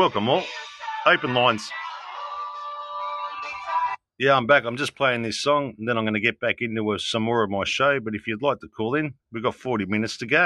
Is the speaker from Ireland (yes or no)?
no; Australia; I'm from I'm from Australia